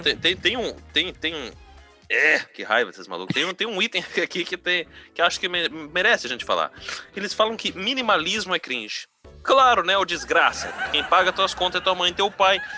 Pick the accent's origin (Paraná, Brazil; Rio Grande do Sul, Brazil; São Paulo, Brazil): Rio Grande do Sul, Brazil; São Leopoldo; eu sou, de, eu sou de São Leopoldo